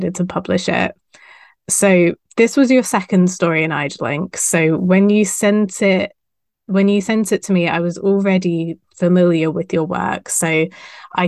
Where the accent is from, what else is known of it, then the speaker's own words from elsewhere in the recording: United Kingdom; I'm British.